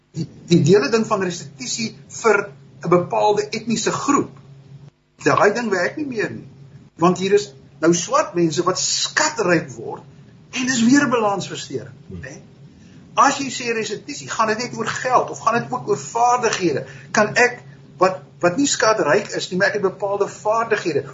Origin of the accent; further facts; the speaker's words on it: Stellenbosch, Western Cape, South Africa; het op Stellenbosch groot geword.